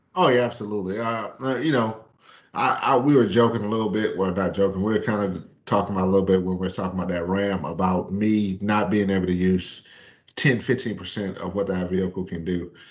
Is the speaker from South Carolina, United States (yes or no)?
yes; Myrtle Beach, South Carolina, United States; I grew up in Myrtle Beach, South Carolina